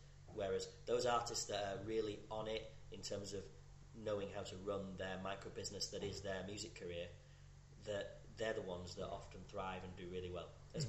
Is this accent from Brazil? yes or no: no; Scotland, United Kingdom; when you're growing up in Scotland especially, you're immersed in folk music or those traditional tunes